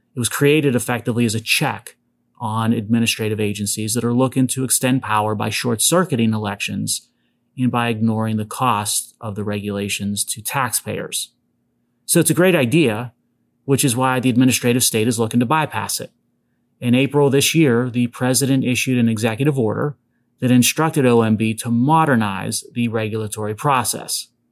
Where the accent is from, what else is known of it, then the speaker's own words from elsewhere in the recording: Pittsburgh, Pennsylvania, United States; my hometown of Pittsburgh